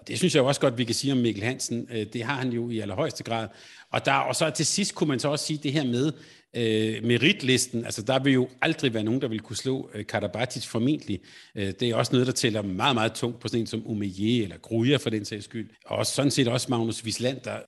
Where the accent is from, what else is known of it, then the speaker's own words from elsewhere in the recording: Denmark; Selvom jeg var skuffet selvfølgelig på, øh, som dansker